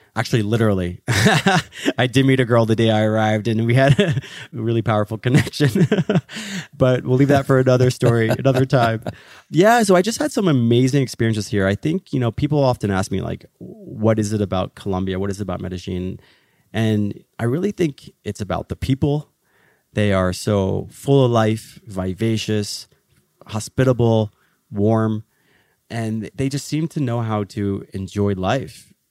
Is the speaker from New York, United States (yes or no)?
no; Philadelphia, Pennsylvania, United States; I was born in Philadelphia, the city that your brotherly love. But my parents came from Egypt the year before I was born, and so I grew up in an Egyptian family